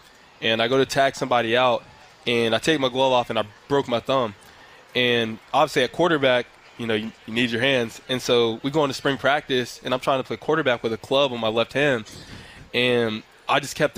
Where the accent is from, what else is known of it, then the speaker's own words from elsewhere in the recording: Harrisburg, United States; moved away as an adult; also born or lived in Syracuse; now in Arizona, United States; it was a really good time growing up in Harrisburg